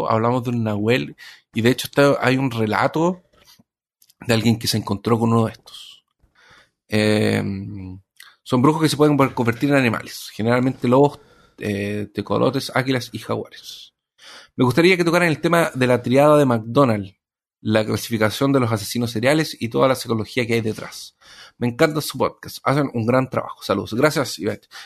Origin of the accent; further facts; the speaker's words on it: Cuba; como buen cubano, casi me ofendo